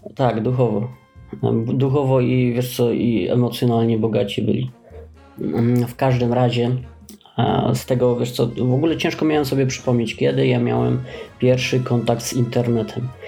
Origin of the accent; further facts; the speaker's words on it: Oświęcim, Lesser Poland, Poland; u nas w Oświęcimiu